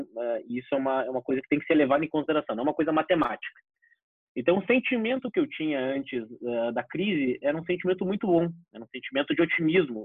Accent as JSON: {"language": "Portuguese", "town": "Porto Alegre", "region": "Rio Grande do Sul", "country": "Brazil", "tie": "born or raised there", "said": "sou nascido criado aqui em Porto Alegre"}